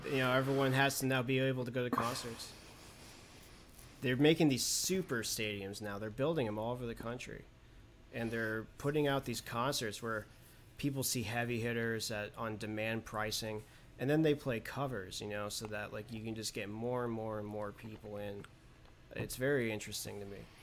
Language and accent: English; New York City, New York, United States; growing up in Manhattan